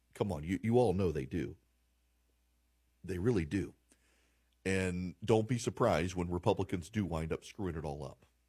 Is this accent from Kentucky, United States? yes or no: no; Louisiana, United States; moved away; I'm from Louisiana. We we grew up with milk in our coffee